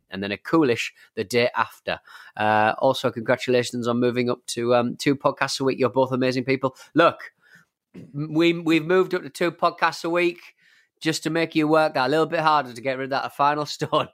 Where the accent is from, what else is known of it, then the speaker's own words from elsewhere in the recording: England, United Kingdom; we have a drinking culture in, in England